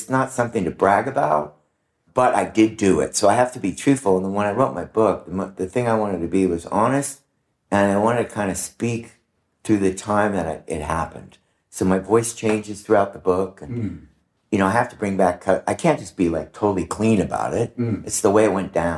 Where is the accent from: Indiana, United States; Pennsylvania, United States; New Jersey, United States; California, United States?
California, United States; Orange County; I grew up in Orange County, Dana Point Harbor was sort of mecca for smuggling